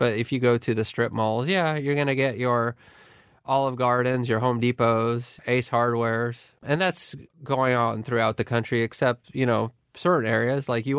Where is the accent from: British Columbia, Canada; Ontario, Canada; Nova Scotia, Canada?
Ontario, Canada; Barrie; I grew up in Barrie. I never met a single person that owned a gun.